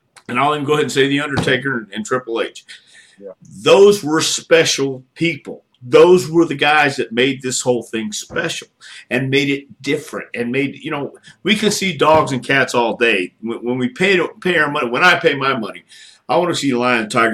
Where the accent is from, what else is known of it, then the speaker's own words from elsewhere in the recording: Texas, United States; also born or lived in Tennessee; I came from Texas and I worked a lot in Tennessee